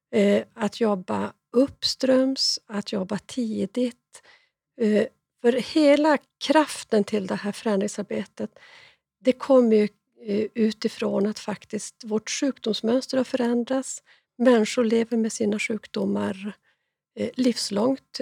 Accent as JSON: {"language": "Swedish", "area": "born in Jukkasjärvi parish", "region": "Norrbotten County", "country": "Sweden", "said": "jag är norrbottning. Jag är ganska stolt över att det står eh, Jukkasjärvi församling som min så här, födelseort"}